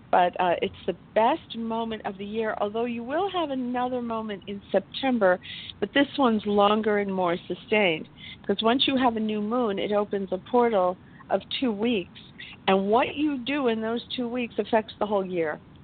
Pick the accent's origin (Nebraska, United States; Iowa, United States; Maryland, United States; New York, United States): New York, United States; I was born in New York